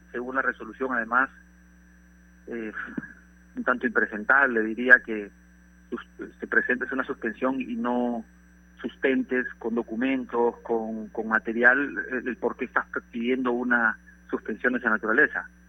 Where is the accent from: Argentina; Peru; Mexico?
Peru; como peruano